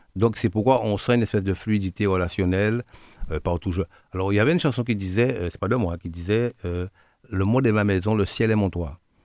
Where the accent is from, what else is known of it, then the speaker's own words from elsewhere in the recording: Guadeloupe; also born or lived in Martinique; je suis Guadeloupéen, né à Guadeloupe, de par Guadeloupéen.